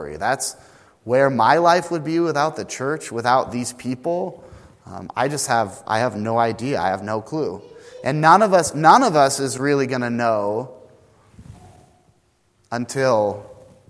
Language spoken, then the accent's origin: English; the Northwest, Pacific Northwest, United States; moved away; I was this kid from the Northwest